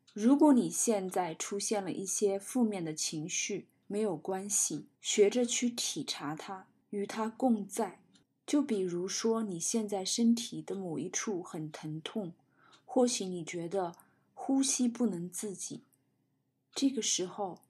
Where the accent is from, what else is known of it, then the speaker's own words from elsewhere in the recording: China; 我们中国人常说的慈悲